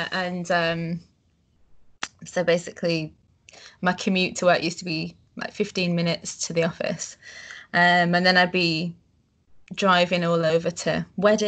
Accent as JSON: {"language": "English", "town": "Leeds", "region": "Yorkshire and the Humber", "country": "United Kingdom", "tie": "born or raised there", "also_born_or_lived": "Netherlands", "said": "I'm from Yorkshire in the UK, a city called Leeds"}